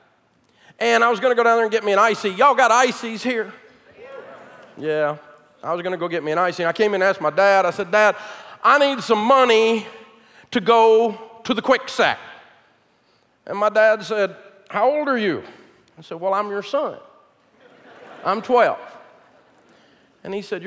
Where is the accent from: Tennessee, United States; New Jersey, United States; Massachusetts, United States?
Tennessee, United States; Nashville; born or raised there